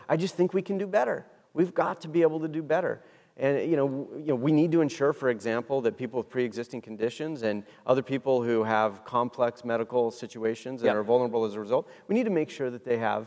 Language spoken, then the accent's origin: English; Washington, United States; moved away; I was raised in Washington State where we grow apples and berries